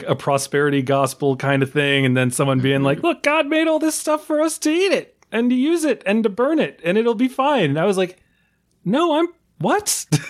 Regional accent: Houston, Texas, United States; I am from Houston

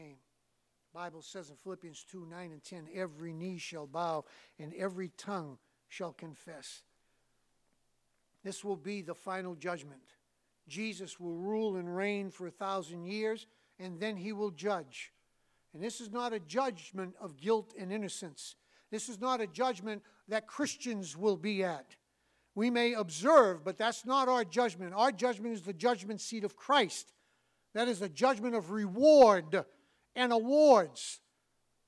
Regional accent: New England, United States; I'm from New England

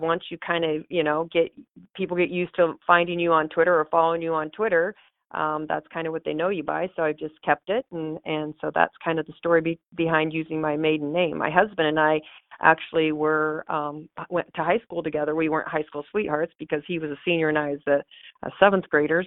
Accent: Tecumseh, Nebraska, United States; I was born in Tecumseh. Okay. Um, no, actually, I, I am from Tecumseh, so I'm from a, a small town.

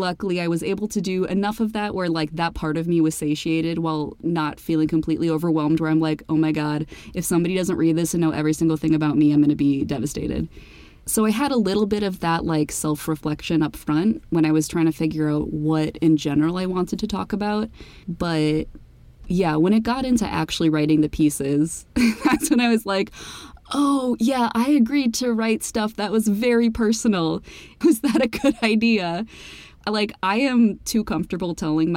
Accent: Midwest, United States; we're both from the Midwest, we're both from, like, pretty Christian suburban areas

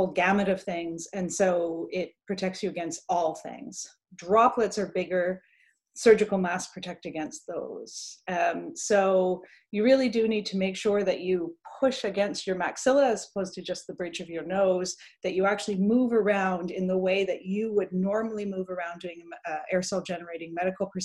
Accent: Canada; when I was growing up in Canada

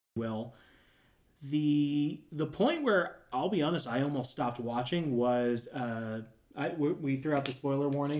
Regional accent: Florida, United States; moved away as an adult; now in Tennessee, United States; growing up in Florida

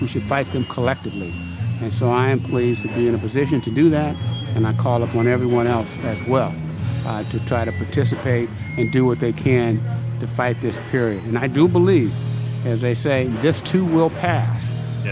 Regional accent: Vallejo, California, United States; I'm uh, from a working class family in Vallejo

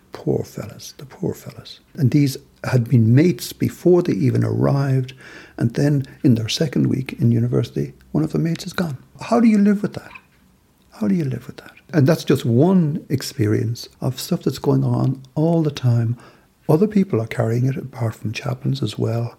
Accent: Ireland; moved away as an adult; now in Belfast, United Kingdom; But as a Southerner living in the North now

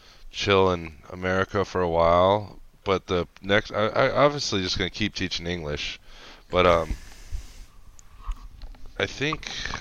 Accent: United States; accent: American; moved away as an adult; now in China; they picked me because I'm American.

